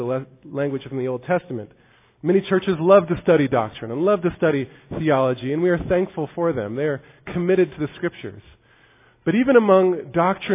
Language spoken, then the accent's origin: English; United States; As American evangelicals